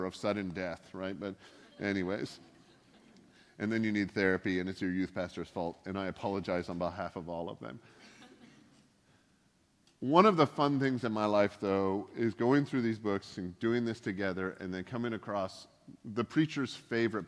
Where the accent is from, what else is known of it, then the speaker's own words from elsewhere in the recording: Canada; also born or lived in the South (United States); now in Pacific Northwest, United States; I grew up in Canada where the drinking age is kind of a suggestion.